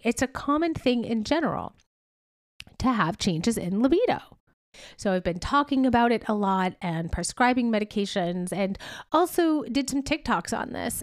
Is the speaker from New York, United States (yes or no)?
yes; upstate New York, United States; moved away as an adult; also born or lived in Boston, Massachusetts; I moved home, my hometown, to upstate New York